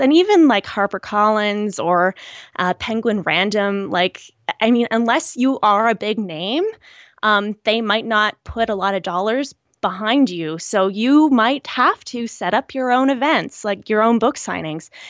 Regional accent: rural Nova Scotia, Canada; I'm from a very rural area in Nova Scotia. I'm, I'm Canadian

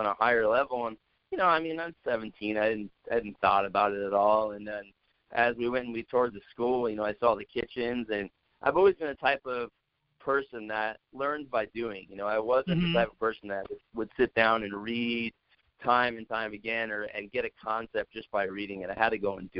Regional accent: Santa Clarita, California, United States; now in Denver, United States; I grew up in Santa Clarita, Valencia area. I went to Valencia High School out there

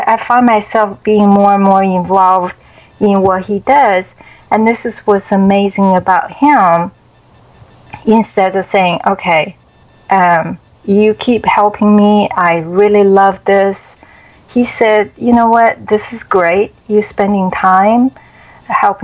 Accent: China; English is a second language; moved away as an adult; now in United States; growing up in China

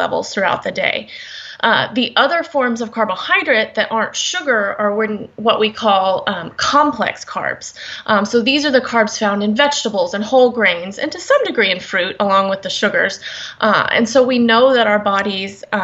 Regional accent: Houston, Texas, United States; I'm from the Houston, Texas area

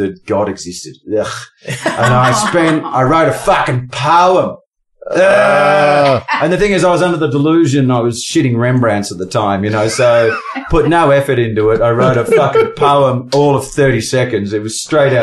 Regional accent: Australia; accent: Aussie; how Aussie do my accent get

